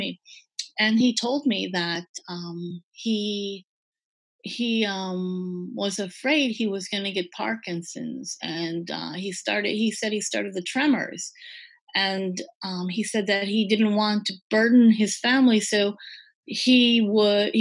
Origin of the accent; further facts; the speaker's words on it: Green Bay, Wisconsin, United States; also born or lived in Midwest; I'm from Green Bay